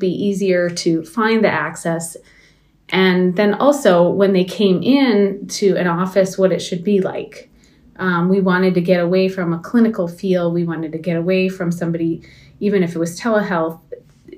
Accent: Baraga, Michigan, United States; I grew up in Baraga

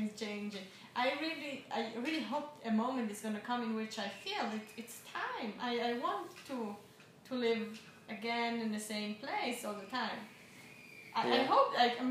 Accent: Italian part of Switzerland, Ticino, Switzerland; born or raised there; first language Swiss German; English is a second language

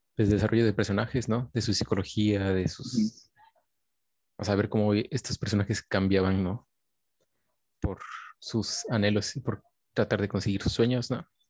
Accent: Coatepec, Veracruz, Mexico; yo soy de pues de Coatepec, de un lugar donde no había cine

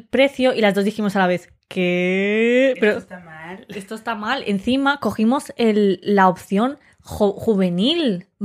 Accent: Madrid, Community of Madrid, Spain; Y yo dijimos, no, no, de Madrid.

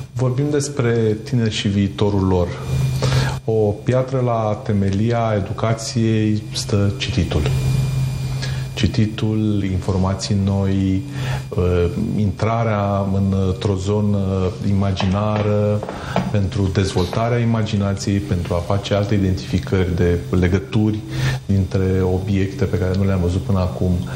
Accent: Romania; Noi, ca și români

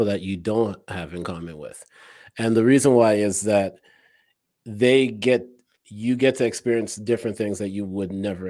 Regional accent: Toronto, Ontario, Canada; moved away; I came from Toronto where I knew a lot of people.

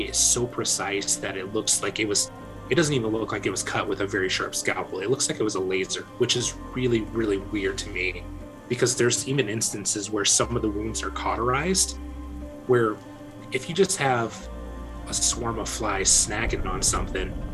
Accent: Decatur, Illinois, United States; in my hometown at Scoville Zoo

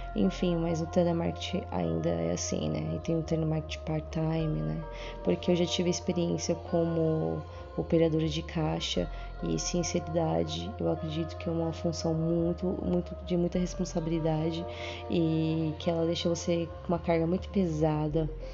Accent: São Paulo, Brazil; eu sou aqui de São Paulo, moro na Zona Sul.

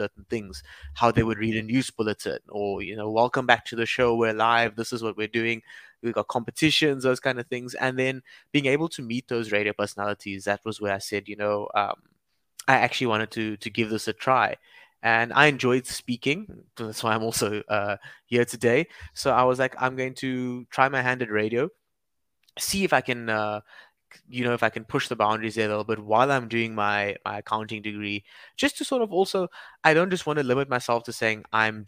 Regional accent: Cape Town, Western Cape, South Africa; also born or lived in Durban; raised in Cape Town. So, I moved here when I was 3 years old

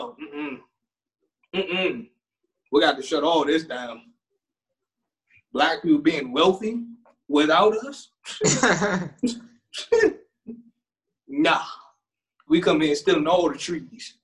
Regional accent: Maryland, United States; we're from Maryland

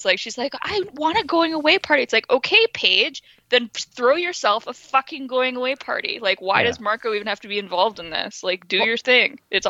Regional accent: Winnipeg, Manitoba, Canada; I grew up in Winnipeg, right?

